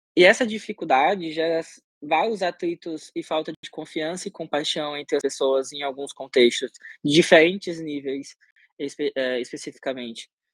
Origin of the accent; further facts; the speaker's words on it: Sergipe, Brazil; eu sou sergipano, de origem